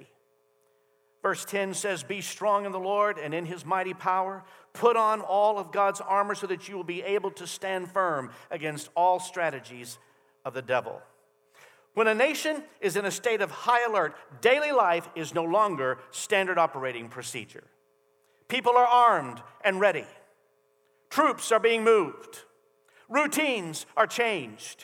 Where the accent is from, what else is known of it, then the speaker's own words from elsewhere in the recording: United States; as American citizens